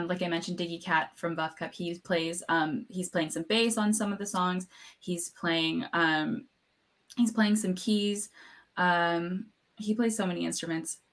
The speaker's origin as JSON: {"language": "English", "town": "Los Angeles", "region": "California", "country": "United States", "tie": "born or raised there", "moved": "yes", "lives_now": "Seattle, United States", "said": "I grew up around"}